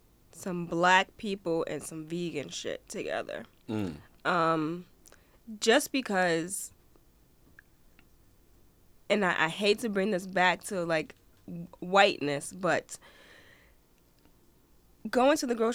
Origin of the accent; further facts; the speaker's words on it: New Jersey, United States; now in Portland, United States; Black transplants are hard to come by in Portland. I'm from New Jersey, and this place is mad different.